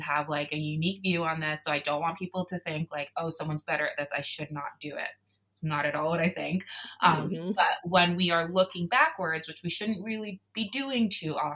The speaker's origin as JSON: {"language": "English", "region": "South Florida", "country": "United States", "tie": "born or raised there", "said": "Me growing up in South Florida"}